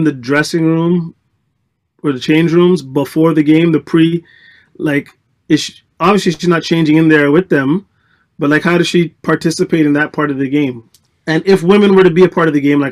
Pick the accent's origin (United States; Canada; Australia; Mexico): Canada; Toronto, Ontario; I'm from Scarborough